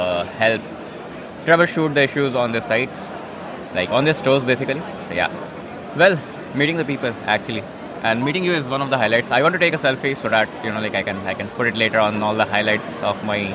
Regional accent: Mumbai, Maharashtra, India; I'm from Mumbai

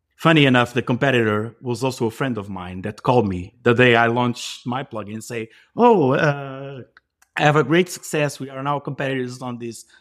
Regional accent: Portugal; I'm from Portugal. I live, um, across the river from Lisbon

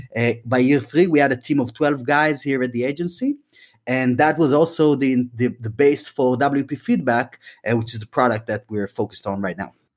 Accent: Tel Aviv, Tel Aviv District, Israel; moved away as an adult; now in London, United Kingdom; we moved the entire band from Tel Aviv, from Israel, where I'm from originally, and we moved to London

